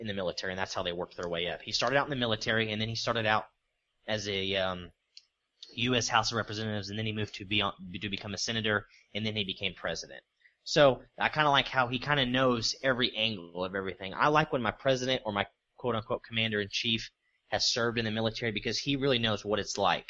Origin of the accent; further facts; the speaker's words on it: United States; I'm American